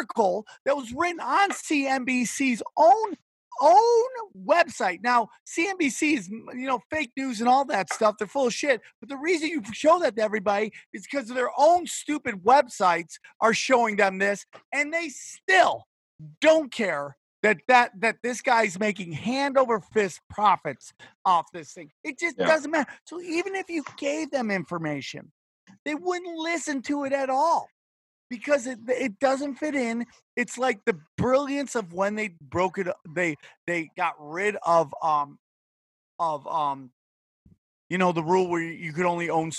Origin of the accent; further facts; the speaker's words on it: United States; I love being an American